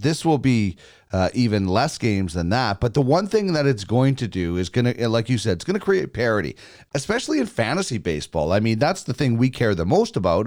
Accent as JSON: {"language": "English", "region": "Manitoba", "country": "Canada", "tie": "born or raised there", "said": "I grew up in Manitoba"}